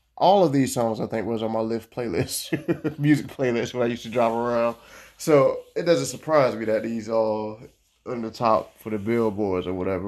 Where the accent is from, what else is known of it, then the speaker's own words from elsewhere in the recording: Florida, United States; I'm from Florida